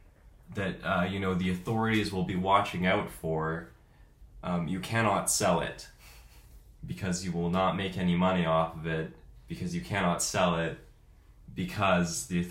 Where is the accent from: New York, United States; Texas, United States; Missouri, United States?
Missouri, United States; Kansas City; Kansas City, Missouri.